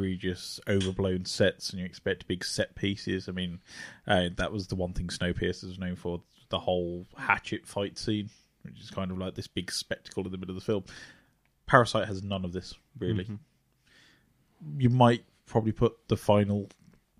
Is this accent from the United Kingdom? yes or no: yes; United Kingdom; in the UK as a British child